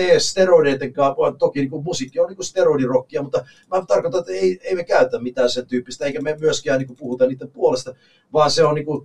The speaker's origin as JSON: {"language": "Finnish", "country": "Canada", "moved": "as an adult", "lives_now": "Finland", "said": "Kanadassa nimittäin, missä mä oon kotoisin"}